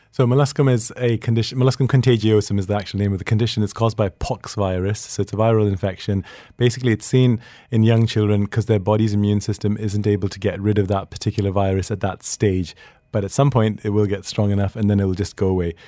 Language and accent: English; Sweden; moved away; I grew up in Sweden